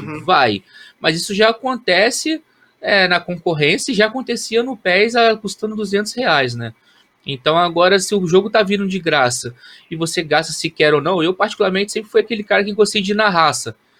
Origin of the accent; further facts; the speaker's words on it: Volta Redonda, Rio de Janeiro, Brazil; nas divisões de base do time do Volta Redonda, lá na minha cidade, no Voltaço